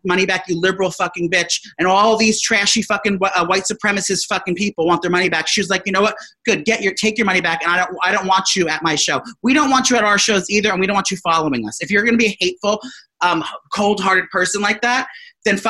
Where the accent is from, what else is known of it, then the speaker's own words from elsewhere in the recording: New Jersey, United States; these people I grew up with in New Jersey